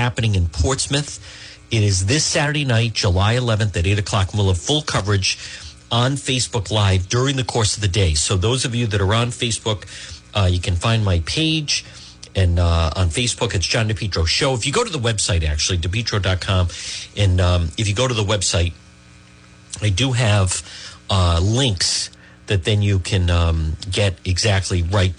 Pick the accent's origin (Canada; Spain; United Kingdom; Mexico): Spain; now in Melrose, United States; I'm an immigrant. I come from Spain. I come from outside too, and I feel it.